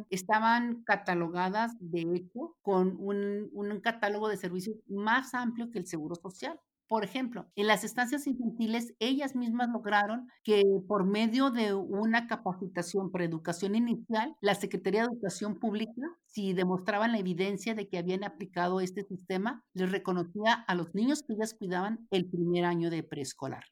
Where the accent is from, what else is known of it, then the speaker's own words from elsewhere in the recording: Ciudad Juárez, Chihuahua, Mexico; Tú y yo somos de Juárez